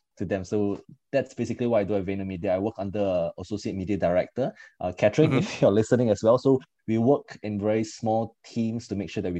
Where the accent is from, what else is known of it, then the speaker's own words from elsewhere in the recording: Singapore; when I came back to Singapore